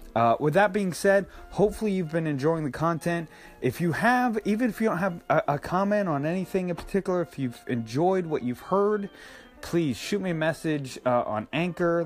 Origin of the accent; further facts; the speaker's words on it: Northeast, United States; moved away; I grew up and especially in the Northeast, we had not only regular bologna, but we had Lebanon bologna